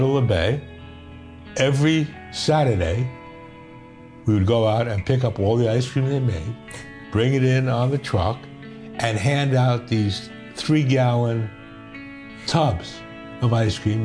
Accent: New York, United States; I was Jewish. I'm from New York

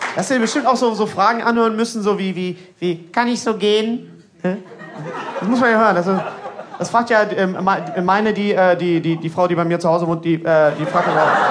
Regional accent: Bochum, North Rhine-Westphalia, Germany; Ja, ich komme aus, aus äh, Bochum

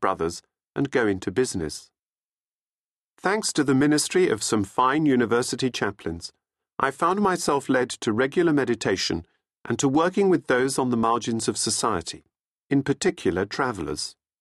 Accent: England, United Kingdom; also born or lived in Australia; I was born in Australia to Australian parents with no English connections, but following my father's appointment to be managing director of an Australian company based in England, we emigrated to England, along with my three elder brothers, when I was still a baby

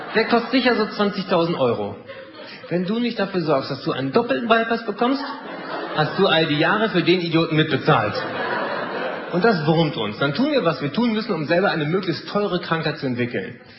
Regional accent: Germany; wir sind da als Deutsche

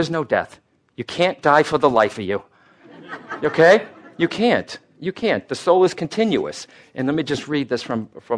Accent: Boston, Massachusetts, United States; I'm born an Irish-Italian Catholic from Boston

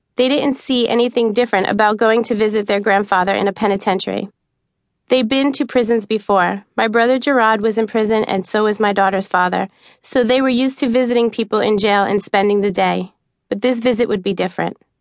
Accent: New York City, New York, United States; also born or lived in southern Arizona; now in Arizona, United States; When I was a kid growing up in New York, I used to love to play hide and seek among the trees in our backyard in Staten Island

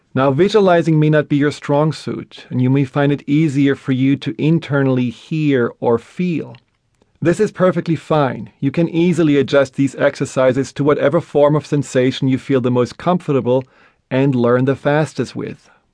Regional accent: Black Forest, Baden-Württemberg, Germany; I grew up in Germany, in a small town in the middle of the Black Forest.

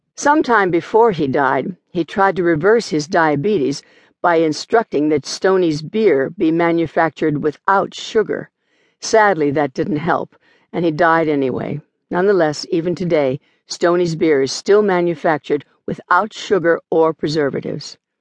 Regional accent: Smithton, Pennsylvania, United States; also born or lived in Charleroi, Pennsylvania; from the time when I was three years old and we moved from Charleroi, Pennsylvania, where I was born, I spent much of my childhood there

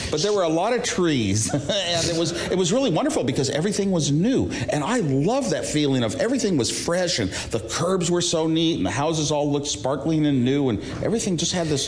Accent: Sunnyvale, California, United States; Sunnyvale, California, part of the heart of Silicon Valley now, but it was all orchards as far as you could see. These orchards ran back then when we moved in, 1958

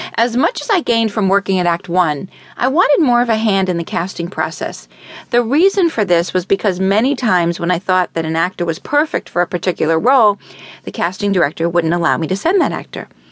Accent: Miami, Florida, United States; I was born in Miami Beach and raised in Miami

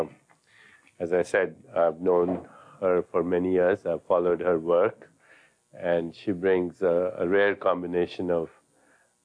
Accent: India; when I was a child growing up in India

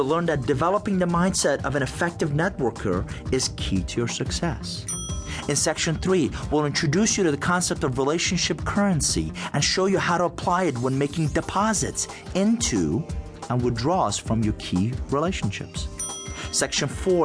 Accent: Iran; English is a second language; also born or lived in Atlanta, United States; now in United States; in Iran to a middle-class family. Both of my parents were teachers

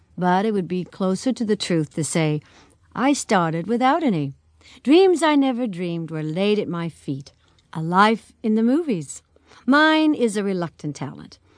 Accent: El Paso, Texas, United States; In El Paso, Texas.

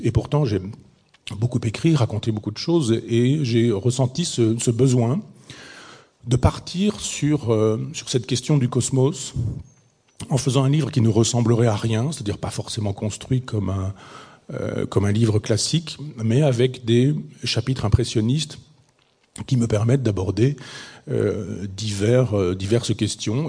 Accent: Chambois, Normandy, France; c'est mon village natal

